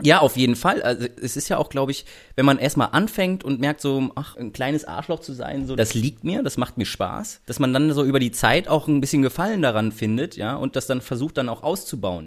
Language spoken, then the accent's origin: German; Germany; so wird man halt direkt als Deutscher identifiziert, ne, im Ausland